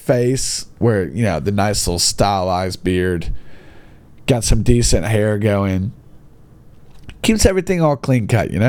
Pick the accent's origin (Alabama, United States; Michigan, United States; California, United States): Alabama, United States; Gadsden; my hometown, Gadsden